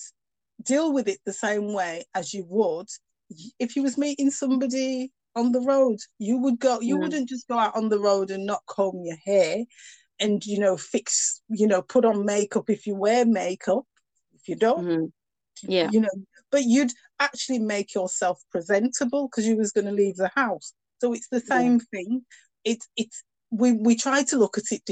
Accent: United Kingdom; accent: northern; I've got a very northern accent

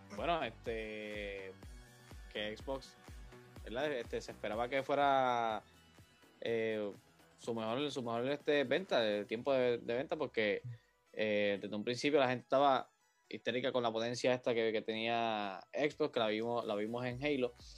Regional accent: Puerto Rico; yo, soy, de, de Puerto Rico, la mayoría aquí somos de Puerto Rico

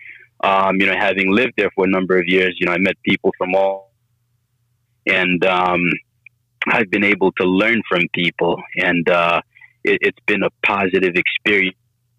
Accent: Long Island, New York, United States; moved away as an adult; also born or lived in Oyster Bay Cove, New York; now in Atlanta, United States; I found myself growing up in Long Island in a really nice suburb where, I guess, diversity wasn't very common. And I attended a school called Locust Valley High School.

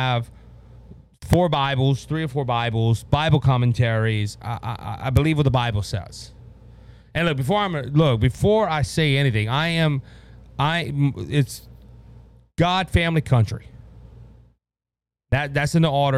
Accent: Louisiana, United States; where are you from? I tell them Louisiana

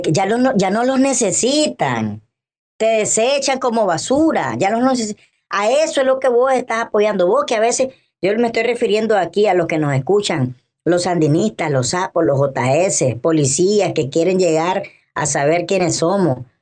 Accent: Nicaragua; como nicaragüenses

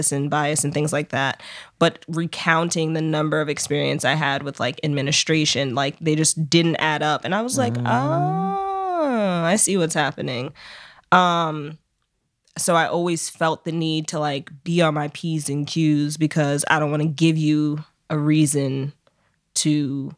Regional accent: New York City, New York, United States; I grew up here in New York City

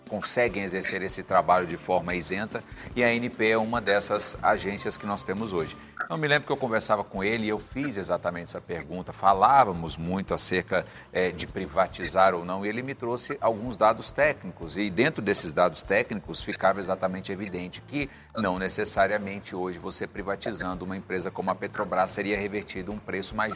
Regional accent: Brazil

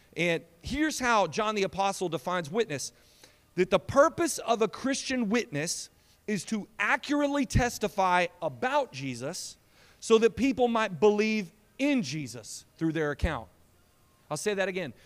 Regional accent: Lindale, Texas, United States; now in San Antonio, United States; I'm from Lindale

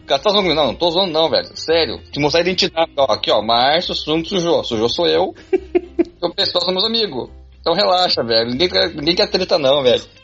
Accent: Brazil; meus pais são coreanos e se migraram o Brasil. Aí como eu nasci no Brasil

